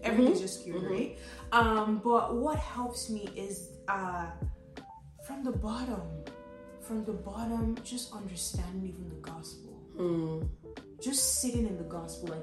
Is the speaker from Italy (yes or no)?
no; Lagos, Nigeria; growing up in Lagos